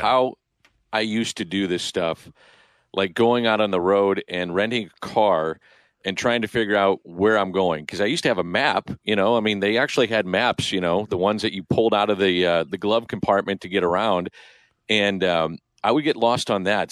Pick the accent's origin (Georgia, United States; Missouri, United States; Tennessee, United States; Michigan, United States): Missouri, United States; St. Louis; I'm from St. Louis